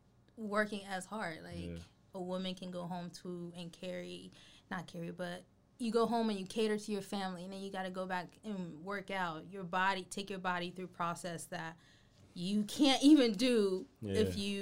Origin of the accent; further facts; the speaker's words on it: North Carolina, United States; because when we came from North Carolina, when you come from a city, and not just that, a more diverse place